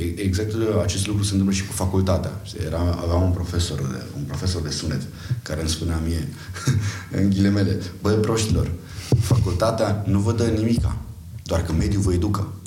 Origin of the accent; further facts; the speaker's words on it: Arad, Arad County, Romania; moved away as an adult; also born or lived in Timișoara; now in Bucharest, Romania; eu sunt din Arad